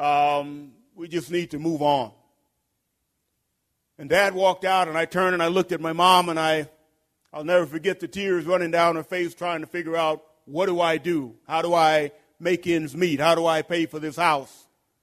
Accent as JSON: {"language": "English", "town": "Houston", "region": "Texas", "country": "United States", "said": "I'm originally from Houston, Texas."}